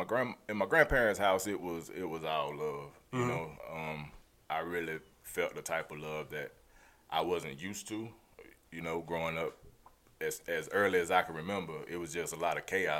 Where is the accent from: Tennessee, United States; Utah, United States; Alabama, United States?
Tennessee, United States; Memphis; born there; I'm 38 years old. I was born in Memphis, Tennessee.